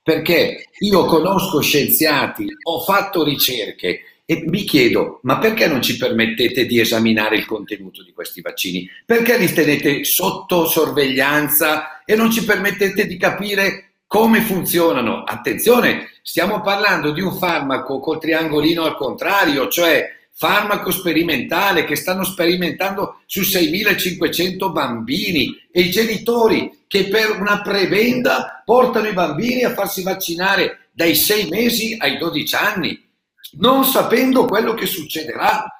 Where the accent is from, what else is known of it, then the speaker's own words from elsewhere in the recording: Bergamo, Lombardy, Italy; Io sono bergamasco, vivo a Bergamo. Da me si dice